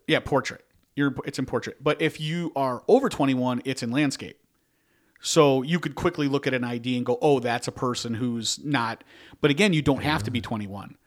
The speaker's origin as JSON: {"language": "English", "town": "Chicago", "region": "Illinois", "country": "United States", "said": "we're from Chicago"}